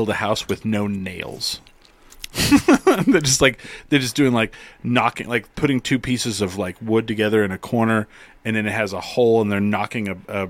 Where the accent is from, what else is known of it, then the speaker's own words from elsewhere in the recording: United States; as an American